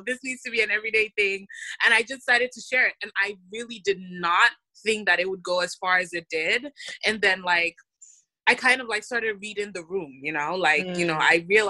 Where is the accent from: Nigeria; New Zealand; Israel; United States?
Nigeria; But as a Nigerian girl, it's like my friends and I have a running joke of just like making fun of men.